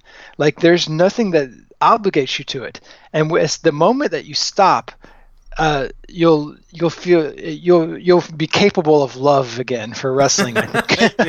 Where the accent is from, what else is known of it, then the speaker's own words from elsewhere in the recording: the South, United States; So I grew up mostly in the South. Like, my parents moved around some, so I had some experience with wrestling from different parts of the country, but primarily in the South.